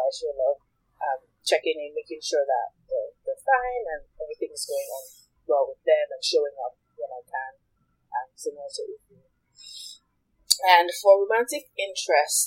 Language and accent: English; Nigeria; moved away as an adult; I grew up in Nigeria, but I went away to college